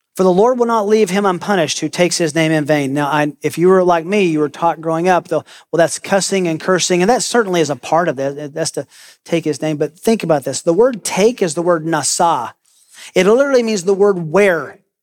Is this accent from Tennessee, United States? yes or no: yes; Tennessee, United States; I grew up in Tennessee